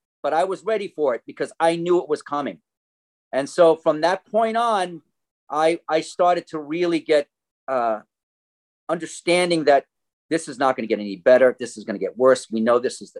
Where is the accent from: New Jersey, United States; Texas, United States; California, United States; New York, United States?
New Jersey, United States; moved away as an adult; I come from New Jersey. I'm a musician, actor, composer, teacher, and you can hear the accent, right? Anyway, I came out here in 1990.